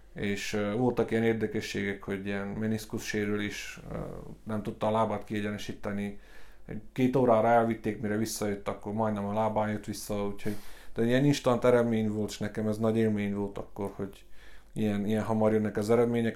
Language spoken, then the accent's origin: Hungarian; Gheorgheni, Harghita County, Romania; én szintén Gyergyóba születtem, itt nőttem fel, aszfaltbetyár vagyok a Virágnegyedből